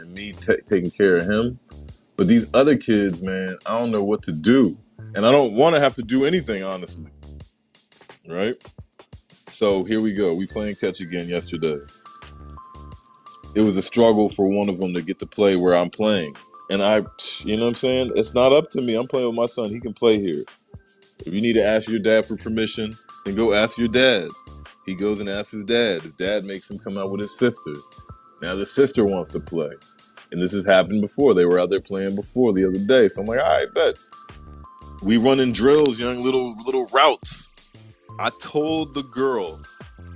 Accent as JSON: {"language": "English", "region": "Maryland", "country": "United States", "tie": "born or raised there", "also_born_or_lived": "Atlanta, Georgia", "said": "That's where I actually grew up, man. When I moved from Atlanta to Maryland in my granddad's neighborhood, it was in a cul-de-sac"}